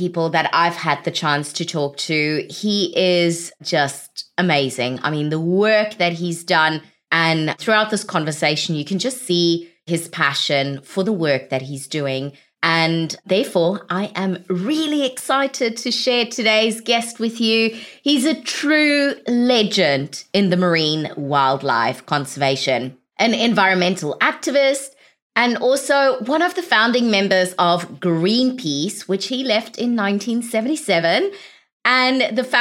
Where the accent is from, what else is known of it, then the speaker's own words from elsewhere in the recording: South Africa; moved away; I'm originally from South Africa